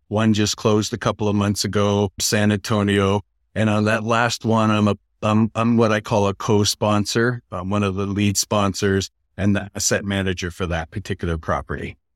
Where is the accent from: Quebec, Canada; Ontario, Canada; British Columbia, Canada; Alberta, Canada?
Ontario, Canada; Niagara Falls; moved away; also born or lived in New York / Los Angeles; I'm originally from Niagara Falls, Canada